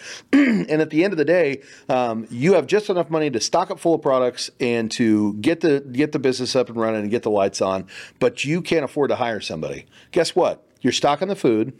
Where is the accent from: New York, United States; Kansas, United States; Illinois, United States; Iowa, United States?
Kansas, United States; now in Texas, United States; I'm from Kansas originally